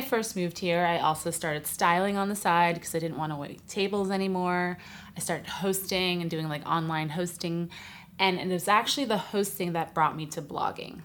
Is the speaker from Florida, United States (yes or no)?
no; New York City, New York, United States; moved away as an adult; now in Los Angeles, United States; I'm from New York City originally, but I've lived in LA a while now, about 12 years